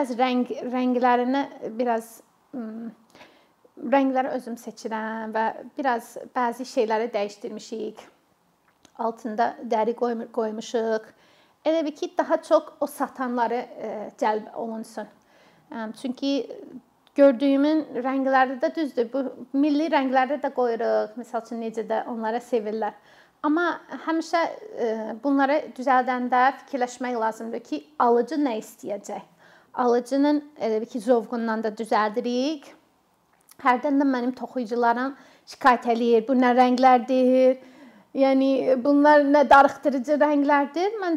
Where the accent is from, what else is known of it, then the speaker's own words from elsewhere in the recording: Minnesota, United States; Azerbaijani is a second language; moved away as an adult; also born or lived in Qusar, Azerbaijan; now in Azerbaijan; E, mən özüm Amerikalıyam, Minnesota ştatındanam. 17 ildir Azərbaycanda yaşayıram.